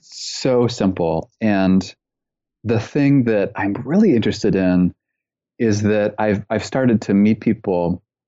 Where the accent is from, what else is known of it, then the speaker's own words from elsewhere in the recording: Canada; also born or lived in British Columbia; I'm originally from Canada.